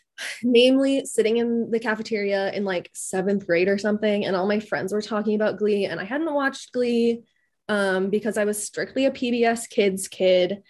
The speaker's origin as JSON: {"language": "English", "region": "Midwest", "country": "United States", "said": "as the resident Midwesterner"}